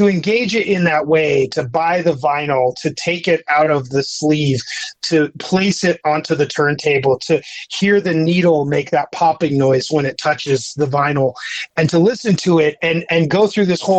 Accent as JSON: {"language": "English", "region": "Utah", "country": "United States", "tie": "born or raised there", "said": "I grew up in Utah, and it's just sort of a unique place to grow up"}